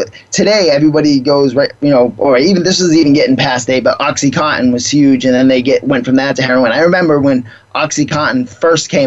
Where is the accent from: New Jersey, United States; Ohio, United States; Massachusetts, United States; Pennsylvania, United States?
Massachusetts, United States; Boston; moved away; I grew up on the East Coast in Boston